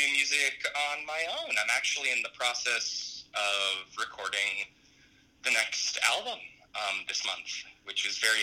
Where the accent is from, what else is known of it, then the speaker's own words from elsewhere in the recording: Pennsylvania, United States; now in California, United States; I did a lot of my growing up in Pennsylvania